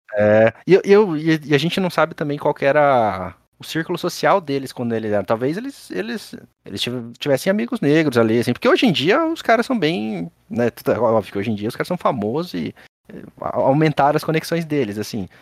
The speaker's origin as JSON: {"language": "Portuguese", "town": "Colombo", "region": "Paraná", "country": "Brazil", "tie": "born or raised there", "said": "eu nasci e cresci em Colombo"}